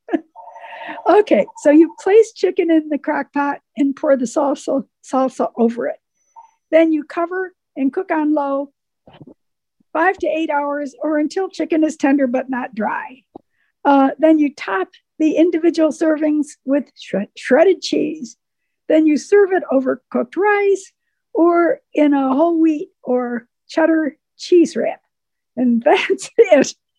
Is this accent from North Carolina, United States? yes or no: yes; Waynesville, North Carolina, United States; I'm from Waynesville, North Carolina, which is the mountain.